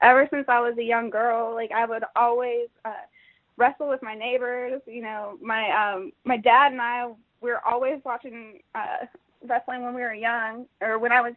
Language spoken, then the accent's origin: English; Jacksonville, Florida, United States; Originally, I'm from Jacksonville, Florida